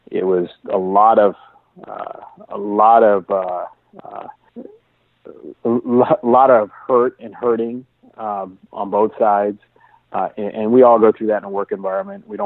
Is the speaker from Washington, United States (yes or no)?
yes; Seattle, Washington, United States; I'm from the Seattle area, and uh, I've been fortunate to have a, a beautiful home